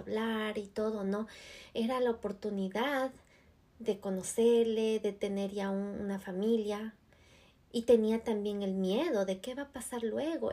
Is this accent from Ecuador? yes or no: yes; Ecuador; moved away as an adult; now in United States; en mi país de Ecuador